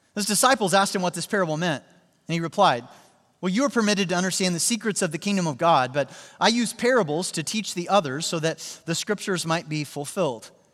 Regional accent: Joplin, Missouri, United States; my hometown, uh, Joplin, Missouri

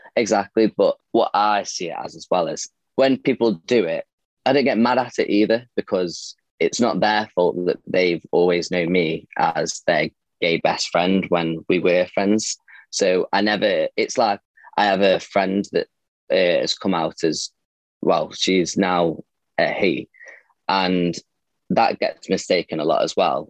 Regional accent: Stoke-on-Trent, West Midlands, United Kingdom; I'm from Stoke. I'm 22

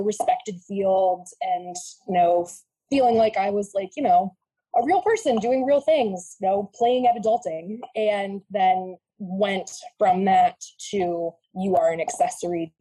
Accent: Vermont, United States; I grew up in Vermont

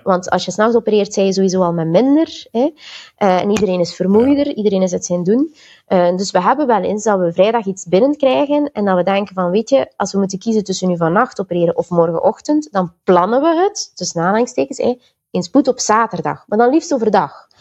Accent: Belgium; also born or lived in Antwerp / Sint-Niklaas / Ghent / Tilburg; ik ben een Belgische

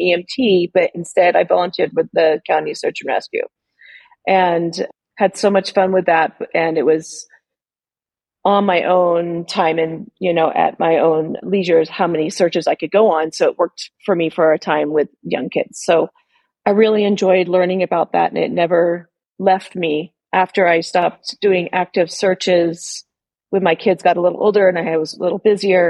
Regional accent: Sierra Nevada, Northern California mountains, United States; moved away; also born or lived in Oregon; where I grew up in the Northern California mountains, Sierra Nevada

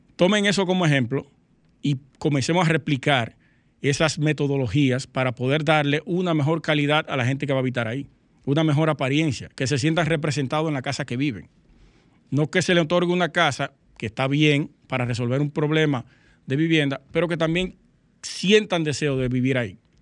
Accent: Dominican Republic; nosotros como dominicanos

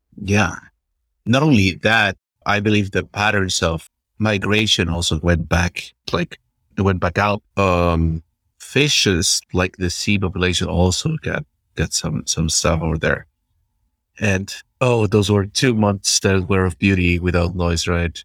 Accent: Peru; I'm from Peru

